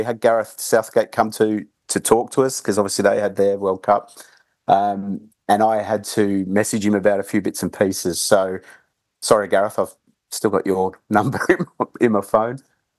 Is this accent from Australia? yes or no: yes; Australia; moved away; Well, growing up in Australia, I was a big rock pool forager.